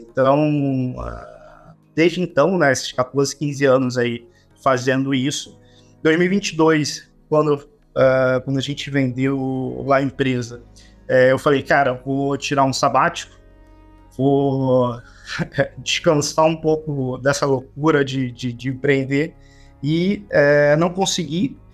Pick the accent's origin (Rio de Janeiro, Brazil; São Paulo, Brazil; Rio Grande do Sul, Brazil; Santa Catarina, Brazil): Rio de Janeiro, Brazil; Duque de Caxias; uma delas chamada Buraco Quente, foi onde eu nasci, criado até até os 20 anos é, eu estive lá.